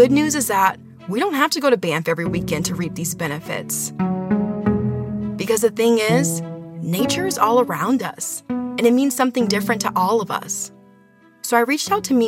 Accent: Los Angeles, California, United States; As a kid growing up in Los Angeles

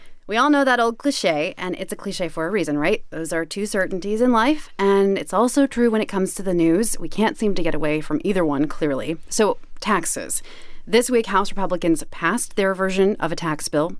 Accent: Kansas City, United States; I grew up in Kansas City

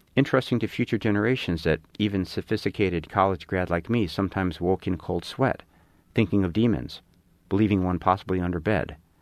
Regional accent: Chicago, Illinois, United States; I grew up in Chicago, didn't know any other writers.

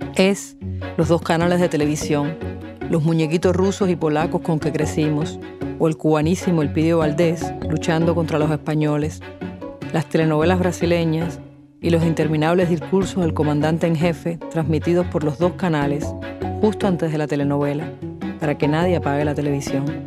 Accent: Havana, Cuba; La Habana para mí es además otra cosa. Es la ciudad donde yo nací, donde he vivido la mayor parte de mi existencia

